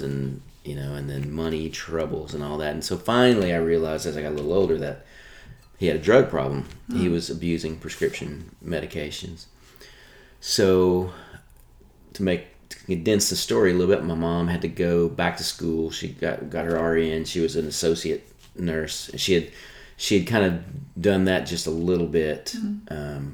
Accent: Nashville, Tennessee, United States; also born or lived in Apple Valley, California / Michigan; I grew up here in Nashville

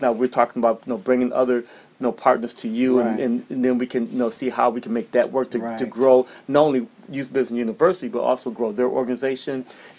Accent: St. Paul, Minnesota, United States; now in Atlanta, United States; I'm originally from St. Paul, Minnesota, and I graduated from Clark Atlanta University here in Atlanta. And I left, and then I came back to Atlanta about 25 years ago

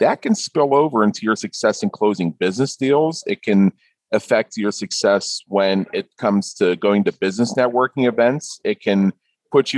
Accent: Pittsburgh, Pennsylvania, United States; now in Las Vegas, United States

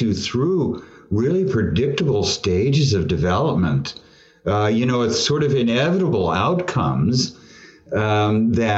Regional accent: California, United States; also born or lived in Tulsa, Oklahoma; I've lived in California my whole

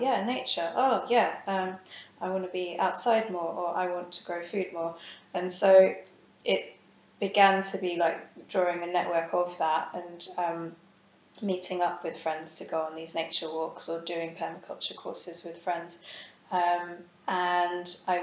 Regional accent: London, United Kingdom; I grew up in London

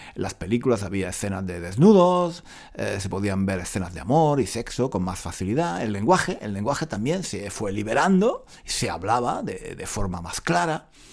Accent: Granada, Andalusia, Spain; now in London, United Kingdom; de niño, cuando vivía en Granada

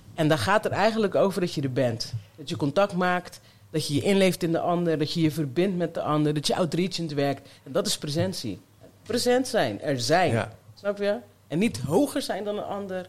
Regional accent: Zeeland, Netherlands; also born or lived in Colombia; now in Rotterdam, Netherlands; ik ben opgegroeid in Zeeland in een mooi vrijstaand huis

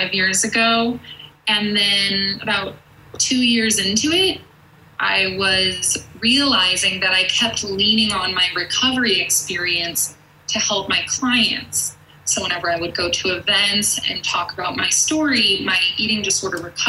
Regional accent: Connecticut, United States; now in Denver, United States; I'm from Connecticut and I live in Denver now

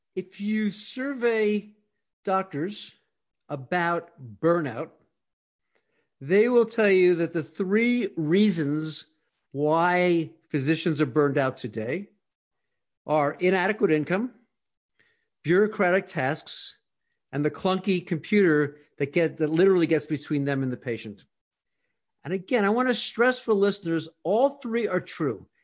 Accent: North Carolina, United States; growing up in North Carolina

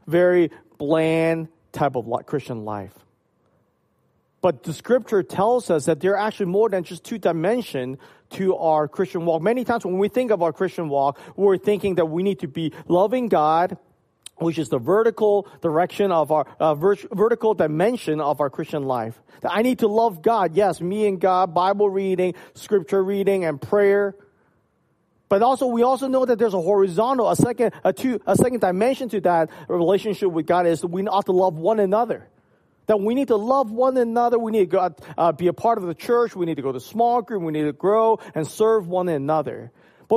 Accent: Hong Kong; moved away; when I was growing up in Hong Kong

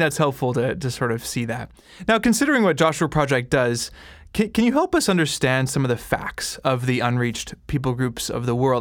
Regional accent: Canada; I'm Canadian

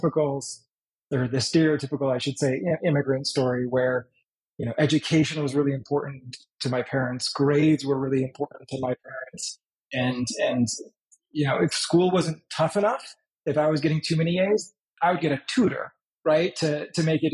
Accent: United States; also born or lived in Poland / Germany; we sought asylum in the United States, where we finally were granted asylum. That's kind of where I grew up

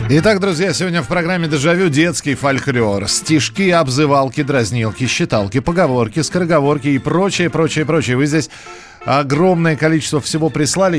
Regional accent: Moscow, Russia; У нас в Москве

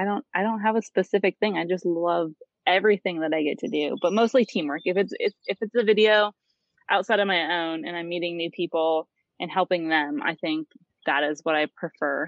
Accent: Corry, Pennsylvania, United States; moved away as an adult; now in Pittsburgh, United States; I moved from Corey, Pennsylvania. If anyone knows where that is, I just say Erie, or I should say Edinburgh, because people know where that is. And I'm from a small country town.

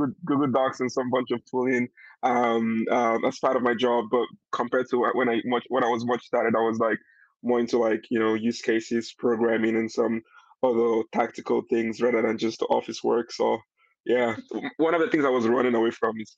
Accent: Nigeria; now in London, United Kingdom; I'm Nigerian. I'm from Nigeria

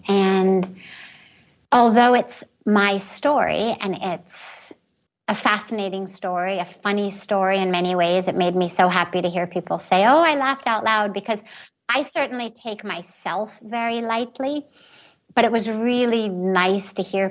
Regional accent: Los Angeles, California, United States; moved away as an adult; now in India; growing up in Los Angeles with all the privilege

